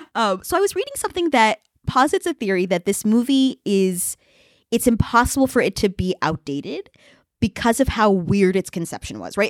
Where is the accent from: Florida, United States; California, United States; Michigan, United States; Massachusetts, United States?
Massachusetts, United States; Boston; now in Paris, France; from Boston